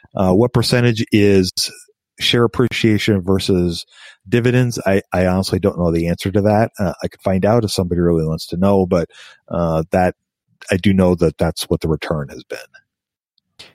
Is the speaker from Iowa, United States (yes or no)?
yes; Des Moines, Iowa, United States; I grew up in Des Moines, Iowa